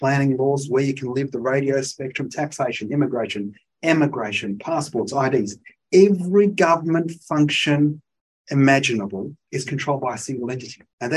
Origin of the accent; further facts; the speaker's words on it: Australia; I'm Australian. I was born here. My children were born here